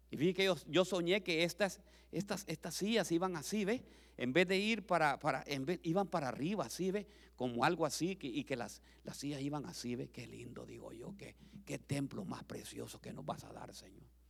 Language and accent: Spanish; Honduras; moved away as an adult; now in United States; vendí todas las propiedades que tenía en mi país